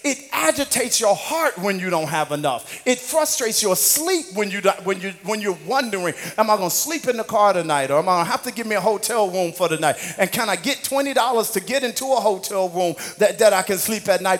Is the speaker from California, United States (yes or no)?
no; Missouri, United States; moved away; In the Midwest where I grew up